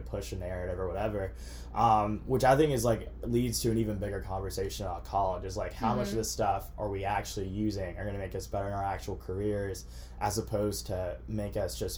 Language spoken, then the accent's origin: English; Augusta, Georgia, United States; moved away as an adult; also born or lived in Alabama; now in Tuscaloosa, United States; I'm from Georgia. I'm from Augusta, which is 2 hours away from Atlanta. So grew up there, ever since I was a little kid